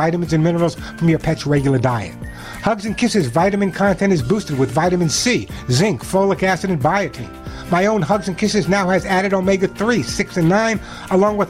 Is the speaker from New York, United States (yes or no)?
yes; New York City, New York, United States; I grew up in New York City